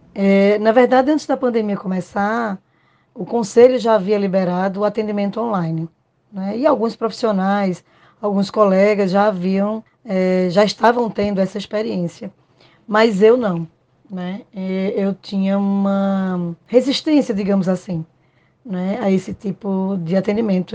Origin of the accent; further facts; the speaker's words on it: Pernambuco, Brazil; sou pernambucana e moro em Recife